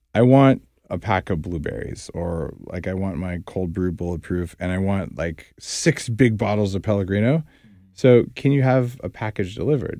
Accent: New Mexico, United States; I grew up in New Mexico

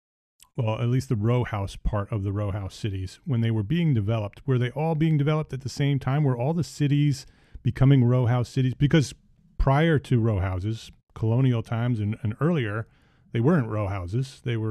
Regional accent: New York City, New York, United States; now in Charlotte, United States; In June of 2019, I moved from New York to Charlotte, North Carolina. So I grew up around New York City, spent a lot of time in New York City throughout my entire childhood and my adult life.

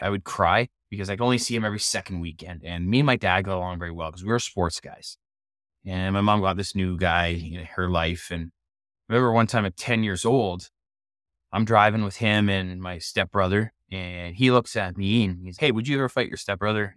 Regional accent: Canada; growing up in Canada, I was a hockey player growing up.

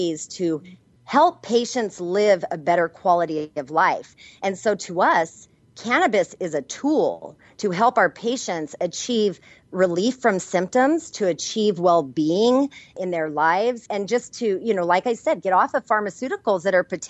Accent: New Mexico, United States; I'm from New Mexico where I was trained and I learned from Native American healers and Hispanic curanderas

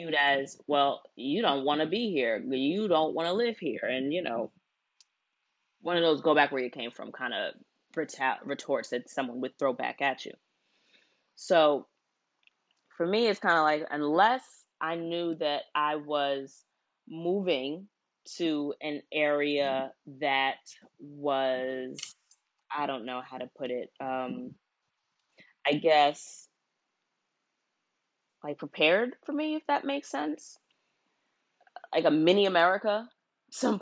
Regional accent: United States; I only know of my American culture because I was born here. Both my parents were born here. All of my grandparents were born here.

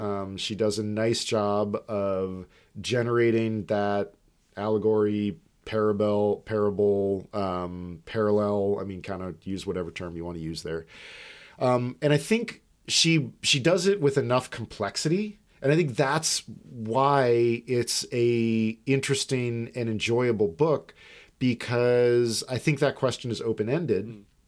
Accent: United States; We're American.

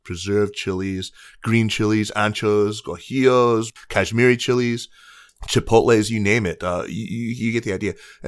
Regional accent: Tucson, Arizona, United States; Mexican, honoring my roots growing up in Tucson, Arizona, actually, and Indian

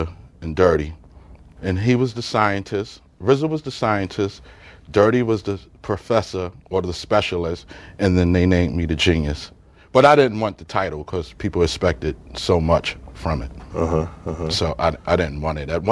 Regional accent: New York City, New York, United States; also born or lived in Staten Island; I grew up in Brooklyn.

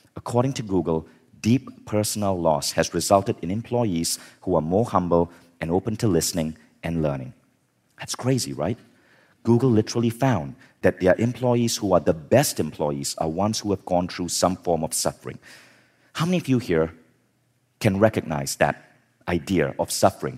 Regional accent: Malaysia; also born or lived in United States / New York / Berkeley; now in Kuala Lumpur, Malaysia; I was born in Malaysia

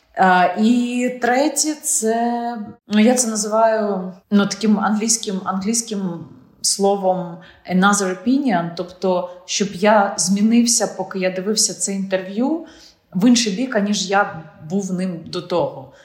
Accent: Ukraine; Ти ж українка

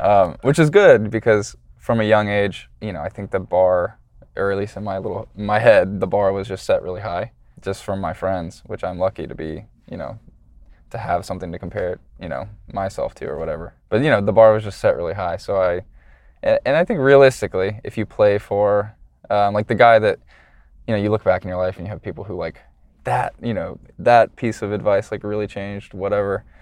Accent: Atlanta, Georgia, United States; I'm from Atlanta

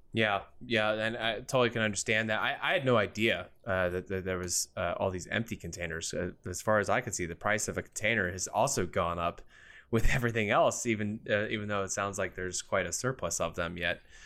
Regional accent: outside of Philadelphia, Pennsylvania, United States; moved away; I was born and raised outside of Philly. So I'm an East Coast native

